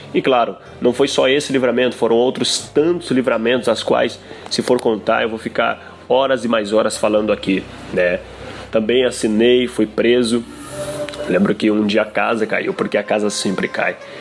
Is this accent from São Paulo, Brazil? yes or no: yes; São Paulo, Brazil; eu nasci em São Paulo, moro também atualmente em São Paulo